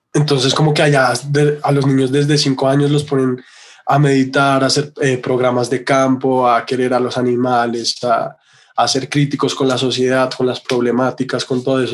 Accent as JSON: {"language": "Spanish", "region": "Bogotá", "country": "Colombia", "also_born_or_lived": "London", "said": "soy un artista bogotano"}